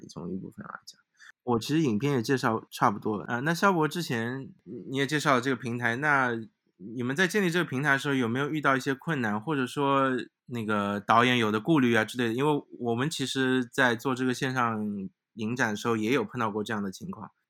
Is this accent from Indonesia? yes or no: no; Shanghai, China; 因为我自己是上海人